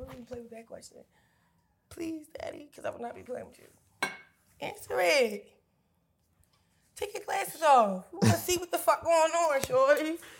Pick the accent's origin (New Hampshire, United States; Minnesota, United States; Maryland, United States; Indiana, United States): Maryland, United States; Baltimore; now in Los Angeles, United States; I'm in LA, I'm from Baltimore.